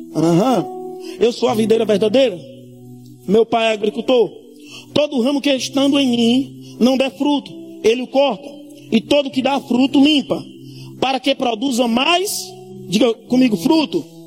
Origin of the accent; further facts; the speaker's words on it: Campina Grande, Paraíba, Brazil; Eu sou de Campina Grande, nasci no pior lugar de Campina Grande